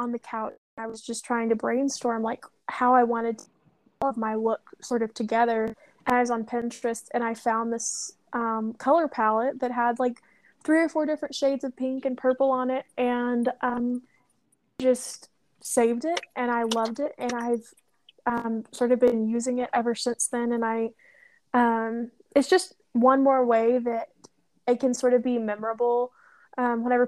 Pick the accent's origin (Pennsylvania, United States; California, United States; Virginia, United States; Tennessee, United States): Tennessee, United States; Knoxville; I grew up right outside Knoxville in East Tennessee